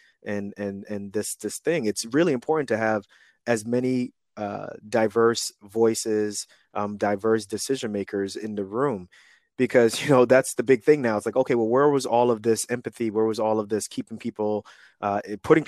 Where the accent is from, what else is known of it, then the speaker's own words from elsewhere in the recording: New York City, New York, United States; moved away as an adult; also born or lived in Newark area, New Jersey, United States / Kansas City, Missouri, United States / Atlanta, Georgia, United States; I'm 41 and I grew up in New York City. I was in Queens, New York during that time when crack was huge.